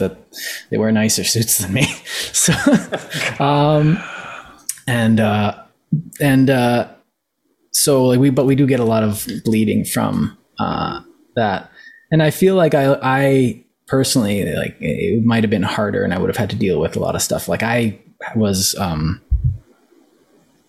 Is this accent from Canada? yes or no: yes; Canada; I'm Canadian